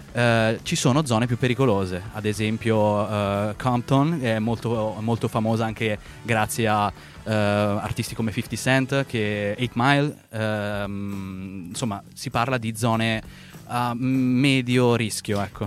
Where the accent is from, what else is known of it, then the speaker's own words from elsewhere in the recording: Milan, Lombardy, Italy; moved away as an adult; now in Los Angeles, United States; io sono nato e cresciuto a Milano, quindi mm-hmm. sono milanese doc